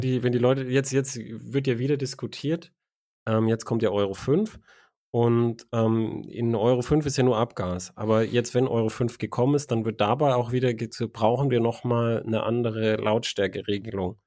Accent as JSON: {"language": "German", "country": "Germany", "said": "als Deutscher."}